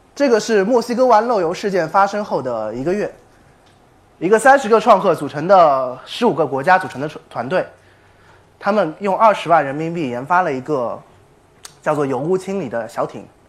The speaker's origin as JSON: {"language": "Chinese", "country": "China", "said": "我们中国人是多么有创新啊"}